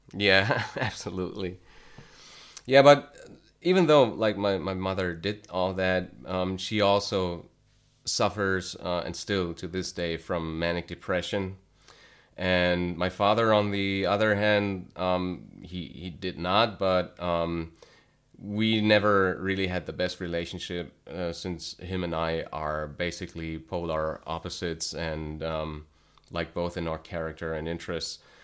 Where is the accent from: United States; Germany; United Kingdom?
Germany; North Rhine-Westphalia; also born or lived in Cologne; I was born, uh, and then later raised in, um, a small town in North Rhine-Westphalia, which is in the west of Germany